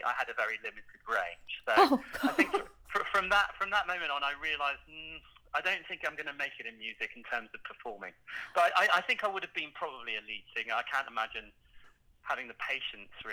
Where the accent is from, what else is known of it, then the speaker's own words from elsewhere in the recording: around Bristol, South West England, United Kingdom; also born or lived in London; now in Australia; I was born in North London, but I spent most of my time living in the southwest of England.